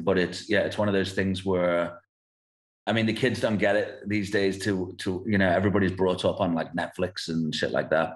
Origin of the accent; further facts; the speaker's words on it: England, United Kingdom; moved away as an adult; now in South Africa; growing up in England, and and then I moved to South Africa in 2008. But my father's South African, my mum's English